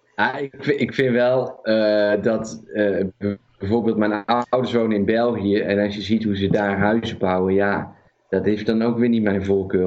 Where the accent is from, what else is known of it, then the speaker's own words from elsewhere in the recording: Netherlands; Dit is de eerste keer dat we als Nederlanders eh, onder vuur liggen, in ieder geval in mijn leven